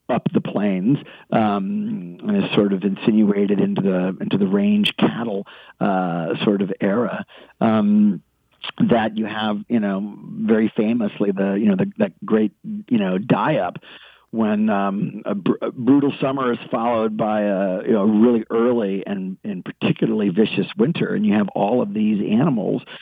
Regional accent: Texas, United States; maybe it's just in my blood as a Texan.

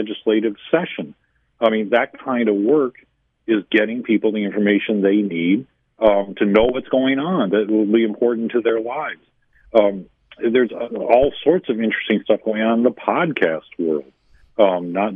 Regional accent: Western New York, United States; also born or lived in Albany, New York; I grew up in Western New York

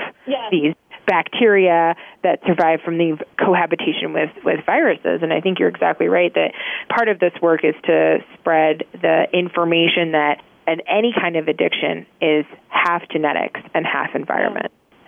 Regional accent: Czechia; now in United States; I'm actually originally from the Czech Republic, where women stay home for 2 years after they have a baby.

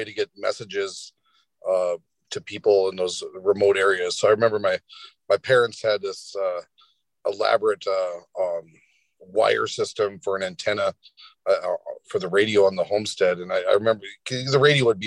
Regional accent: Bethel, Alaska, United States; now in Homer, United States; I was from Bethel

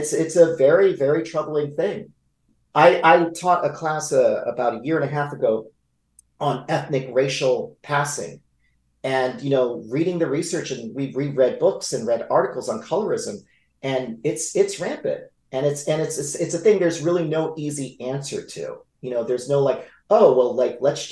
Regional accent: Los Angeles, California, United States; we lived in Echo Park, which was a predominantly Mexican-American community

